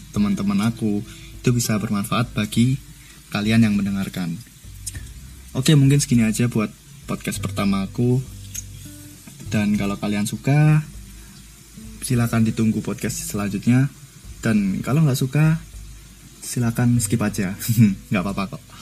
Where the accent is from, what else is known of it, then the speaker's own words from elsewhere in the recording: Surakarta, Central Java, Indonesia; born there; dan aku lahir di Solo.